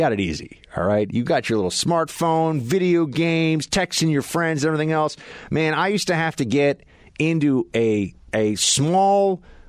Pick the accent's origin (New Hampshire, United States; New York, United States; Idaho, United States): New York, United States; New York City; I learned this when I was a kid because I was a New Yorker. I was a Yankee from New York City.